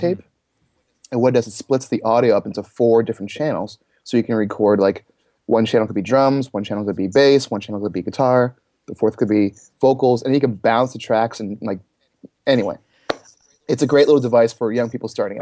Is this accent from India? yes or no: no; Toronto, Ontario, Canada; I'm from Toronto, Canada area, you know, somewhere in that Toronto vicinity